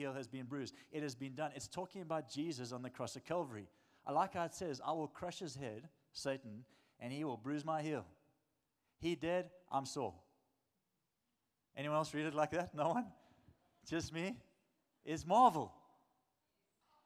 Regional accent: South Africa; I'm a South African man

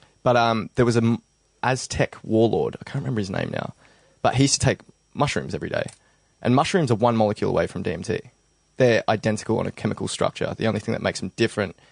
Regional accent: Belgrave, Victoria, Australia; when I was, like, 16, because I came from the Belgrave area

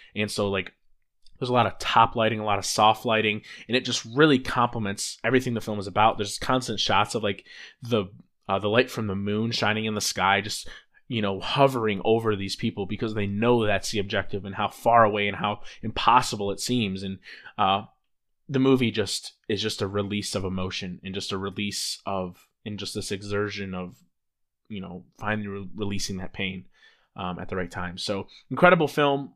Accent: Rockford, Illinois, United States; a kid from my hometown, Rockford, Illinois.

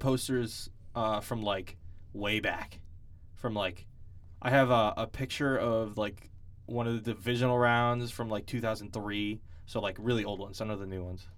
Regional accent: New England, United States; we're from New England and we're big Patriots fans

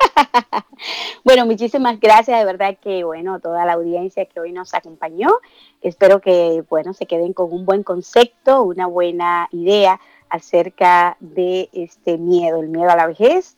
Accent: Dominican Republic; en mi país, yo que vengo de República Dominicana

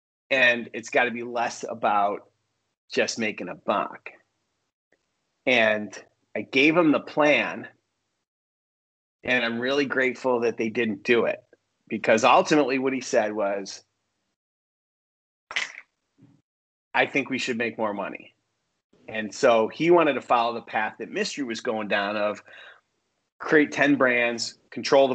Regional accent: upstate New York, United States; now in Los Angeles, United States; I grew up in New York, upstate New York

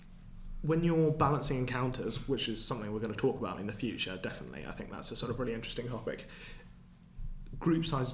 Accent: England, United Kingdom; as English people

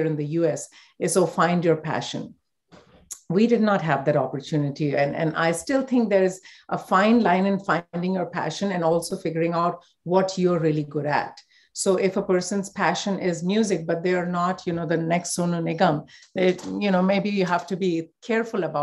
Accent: India; growing up in India

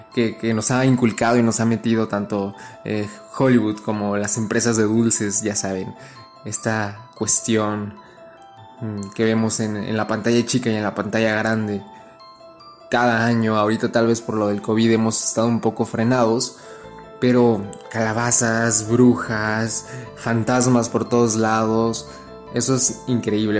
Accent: Mexico; Yo que soy mexicano, pero vivo en la frontera

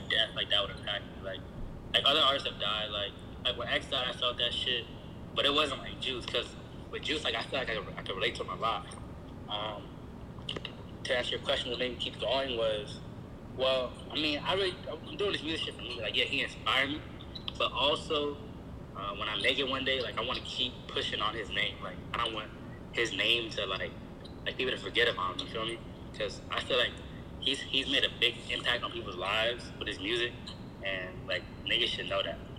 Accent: Silver Spring, Maryland, United States; I'm from Silver Spring, Maryland

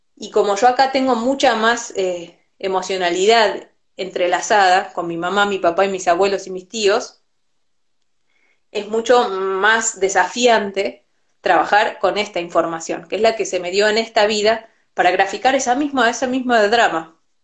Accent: Argentina; Yo nací en Argentina y conozco un montón de esta cultura porque me tocó nacer acá

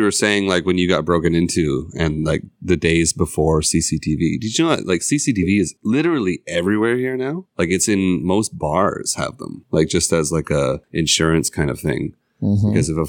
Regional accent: a small town in Ontario, Canada; also born or lived in Toronto; now in South Korea; I'm from a small town in Ontario, but I lived in Toronto for a few years.

